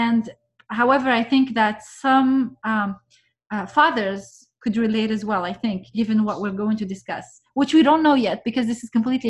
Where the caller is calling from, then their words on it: Vancouver, British Columbia, Canada; and I'm speaking from Vancouver this time.